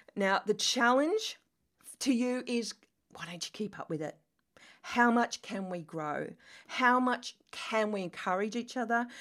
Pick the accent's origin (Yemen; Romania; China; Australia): Australia; accent: Australian; moved away as an adult; also born or lived in London, England; as you can tell from my accent, I am Australian